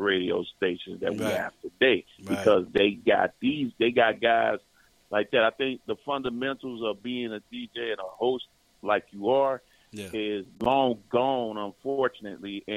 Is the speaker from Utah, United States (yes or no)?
no; Cincinnati, Ohio, United States; I'm in Cincinnati. That's where I'm from. I'm from Cincinnati, Ohio